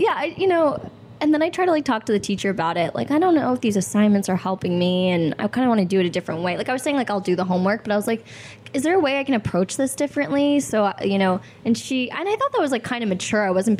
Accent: Albany, New York, United States; moved away as an adult; now in Los Angeles, United States; I'm from upstate New York. Albany, the capital.

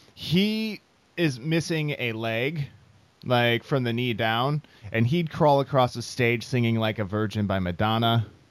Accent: Iowa, United States; I am from Iowa.

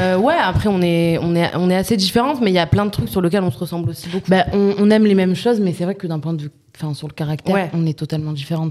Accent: southern France, France; moved away as an adult; also born or lived in Nîmes / Montpellier; qu'on soit parti du sud

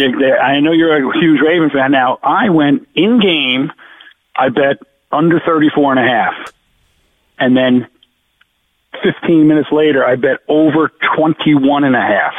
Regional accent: Jersey Shore, New Jersey, United States; also born or lived in Providence, Rhode Island; I grew up two two miles south of where I am right now

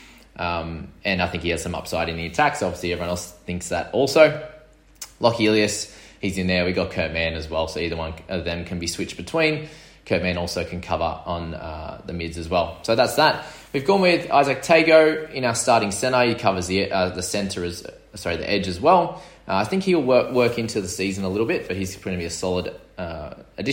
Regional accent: Sydney, New South Wales, Australia; I'm from New South Wales in Sydney

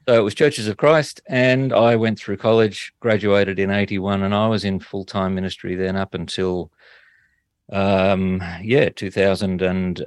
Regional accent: Toowoomba, Queensland, Australia; my hometown of Toowoomba

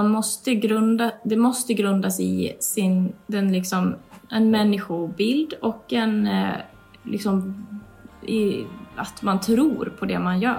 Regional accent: Borlänge, Dalarna County, Sweden; born there; also born or lived in Stockholm; Jag är ju född i Borlänge och mina föräldrar bor här.

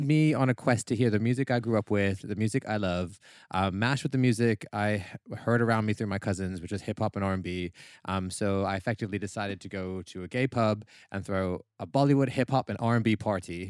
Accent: Vancouver, British Columbia, Canada; moved away as an adult; now in United Kingdom

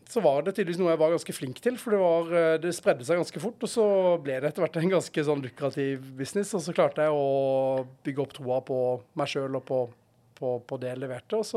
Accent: Arendal, Agder, Norway; also born or lived in Notodden / Oslo / Kristiansand; now in Stavanger, Norway; Jeg vokste opp i Arendal, eh, Arendal uh, på Sørlandet, ja.

